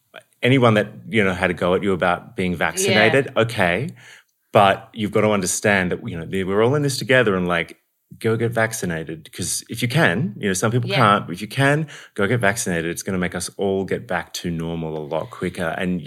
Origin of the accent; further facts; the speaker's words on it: Australia; oh, my God, you're Aussie. I love it. And then when they find out I'm also Irish, they just lose it